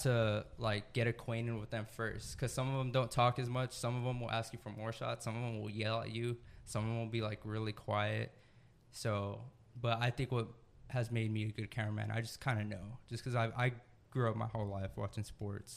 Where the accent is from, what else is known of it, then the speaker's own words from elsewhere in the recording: San Antonio, Texas, United States; also born or lived in Greensboro, North Carolina / San Marcos, Texas; now in Austin, United States; I was born in Greensboro, North Carolina. Not many people know that. Moved to San Antonio when I was a baby. So I pretty much spent my whole life in San Antonio up until college.